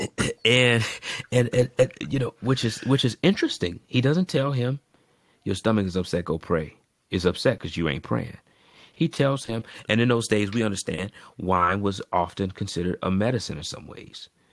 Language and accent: English; United States; being African American